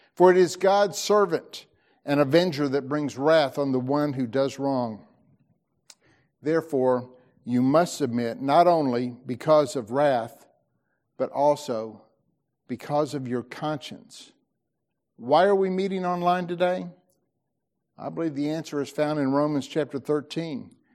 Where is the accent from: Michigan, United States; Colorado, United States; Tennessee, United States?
Tennessee, United States; I'm an American, or I'm a Tennessean